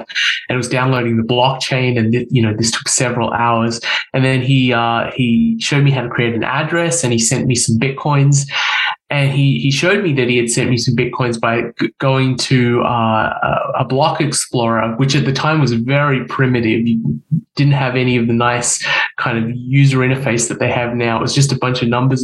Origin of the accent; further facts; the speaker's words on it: Australia; moved away as an adult; now in United States; I'm from Australia originally. I was born and raised in Australia.